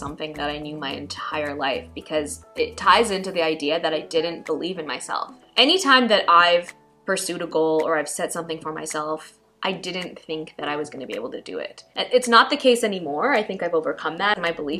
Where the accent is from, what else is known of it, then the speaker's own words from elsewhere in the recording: Pakistan; as a Pakistani woman growing up with all the values and things that you're kind of indoctrinated